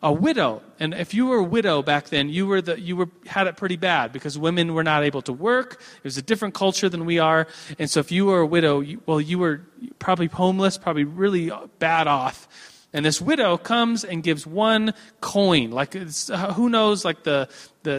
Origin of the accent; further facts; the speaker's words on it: United States; being guilty of just being an American and a consumerist